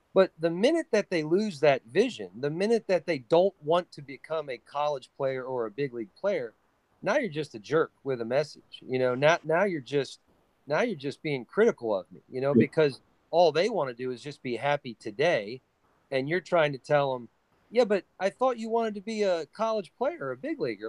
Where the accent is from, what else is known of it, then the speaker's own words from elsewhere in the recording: New Cumberland, Pennsylvania, United States; my hometown is New Cumberland, Pennsylvania